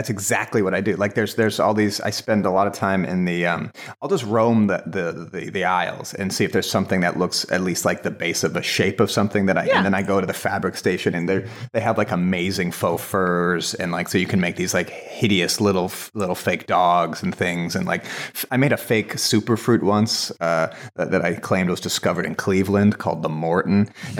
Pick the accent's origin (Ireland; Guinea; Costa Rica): Ireland; I get I read as Canadian, but I'm Irish.